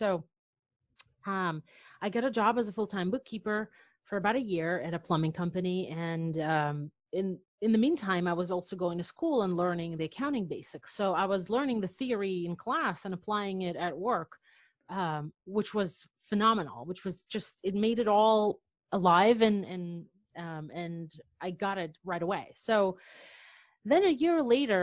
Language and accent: English; Belarus; moved away as an adult; also born or lived in New York City; now in United States; I'm from Belarus